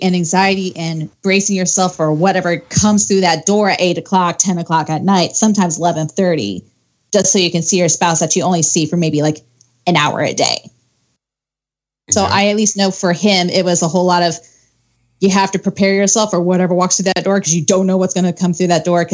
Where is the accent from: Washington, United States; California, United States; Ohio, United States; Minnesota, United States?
Ohio, United States; now in Arizona, United States; So I'm originally from Ohio. So if you get some mixed accents there, that's why.